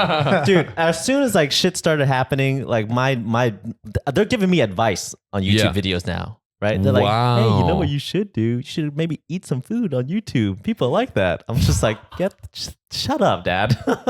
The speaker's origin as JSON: {"language": "English", "country": "United States", "tie": "born or raised there", "said": "I was born here in America."}